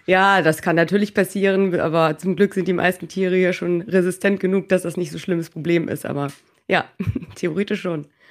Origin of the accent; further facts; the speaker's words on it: Norderstedt, Schleswig-Holstein, Germany; moved away as an adult; also born or lived in Hannover; now in Mallorca, Spain; komme ursprünglich aus dem Norden Deutschlands, aus Norderstedt bei Hamburg